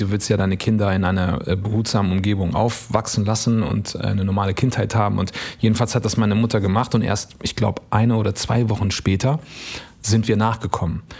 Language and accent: German; Eritrea; now in Germany; ich bin auch aus Eritrea